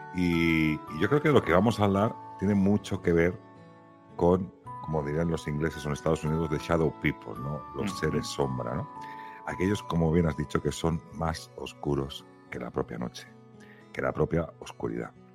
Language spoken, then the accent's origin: Spanish; Catalonia, Spain; now in Valladolid, Spain; viviendo ahora en Valladolid y siendo catalán